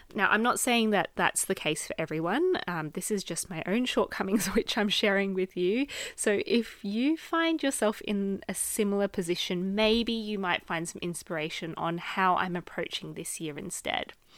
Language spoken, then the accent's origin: English; Australia; moved away as an adult; now in United Kingdom; am an Australian living in the U K